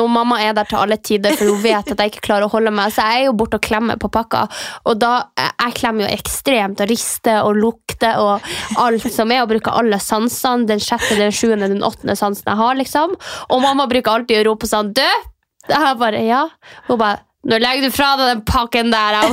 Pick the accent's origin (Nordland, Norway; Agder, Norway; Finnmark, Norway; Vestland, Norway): Finnmark, Norway; Mehamn; now in Oslo, Norway; vi har jo ikke så veldig mye i Mehamn, uh, der jeg kommer fra